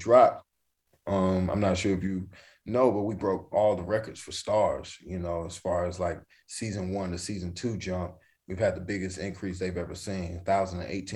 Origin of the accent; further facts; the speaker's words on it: North Carolina, United States; growing up in North Carolina